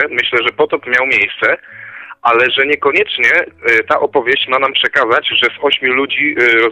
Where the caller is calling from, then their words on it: Koszalin, West Pomeranian Voivodeship, Poland; z Koszalina dzwonię.